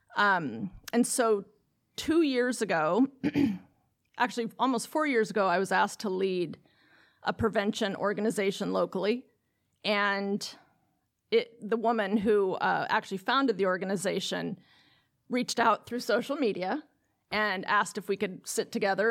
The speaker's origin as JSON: {"language": "English", "town": "Lake Oswego", "region": "Oregon", "country": "United States", "tie": "born or raised there", "said": "it will open in my hometown. And the district that is chartering the school is the district that I graduated from, from high school. And when I graduated from Lake Oswego High School"}